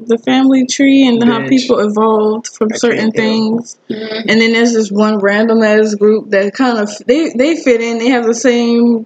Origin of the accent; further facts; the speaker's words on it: United States; we're American